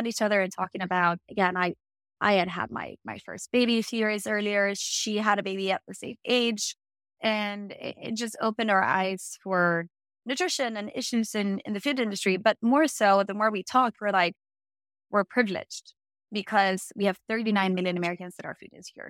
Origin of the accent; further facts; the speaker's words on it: Sweden; I'm from Sweden. So that's a weird accent when you're like, what is that? So I started that here in Sweden.